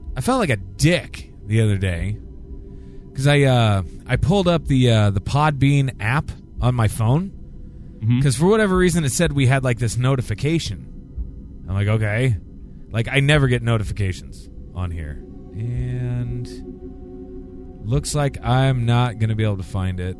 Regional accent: United States; in my hometown here

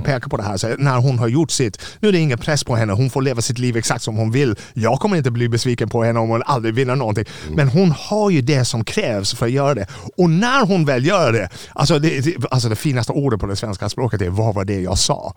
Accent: Ireland; Swedish is a second language; moved away as an adult; now in Sweden; När jag växte upp på, Irland var ett väldigt fattigt land 70-80-talet

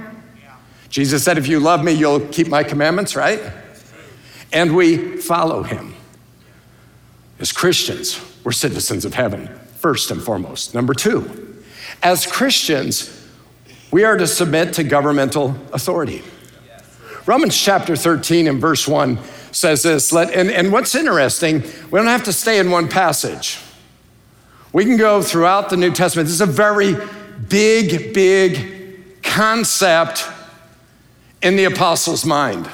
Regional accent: United States; I love being an American, but I'm not first and foremost an American

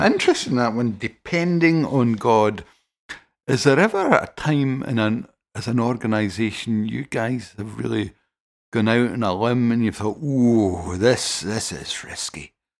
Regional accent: Paisley, Scotland, United Kingdom; I'm from Paisley

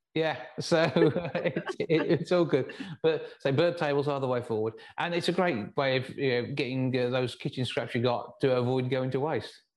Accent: West Midlands, United Kingdom; accent: West Midlands; my West Midlands accent

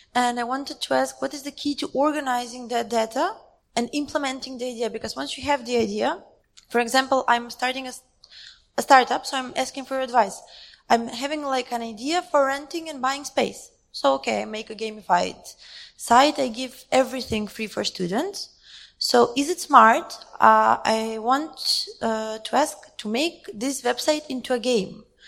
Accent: North Macedonia; I'm coming from Macedonia

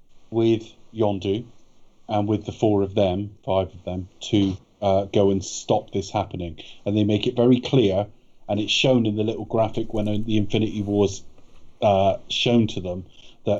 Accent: United Kingdom; Yeah, we're British, we're gentlemen.

